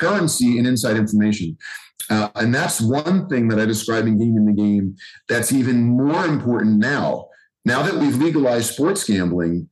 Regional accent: Philadelphia, Pennsylvania, United States; I grew up in Philly

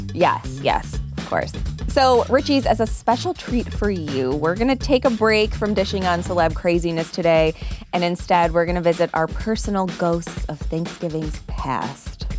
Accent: Bradford, Pennsylvania, United States; we're from Bradford

